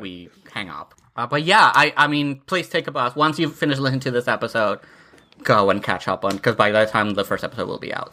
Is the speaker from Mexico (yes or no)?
yes; Mexico City, Mexico; moved away; I grew up in Mexico City, uh, was born in Mexico City and grew up, like, around there, uh, like, all my, uh, childhood and and teenage